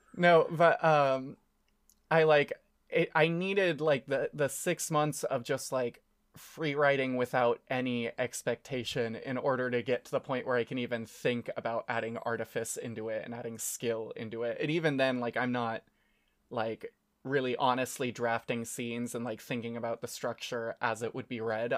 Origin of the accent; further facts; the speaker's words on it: United States; now in Japan; we're American